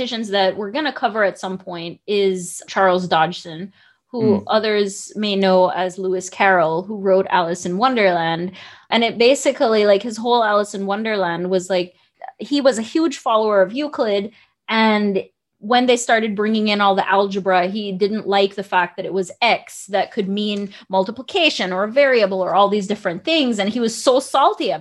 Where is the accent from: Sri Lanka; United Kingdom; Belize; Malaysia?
Belize; now in United States; I grew up in Belize